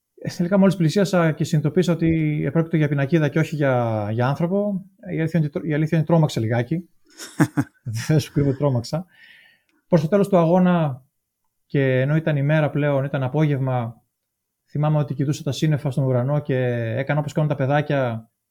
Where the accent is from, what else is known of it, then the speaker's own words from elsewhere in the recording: Thessaloniki, Central Macedonia, Greece; moved away as an adult; Γεννήθηκα το 1975 στη Θεσσαλονίκη και μεγάλωσα εκεί στη Θεσσαλονίκη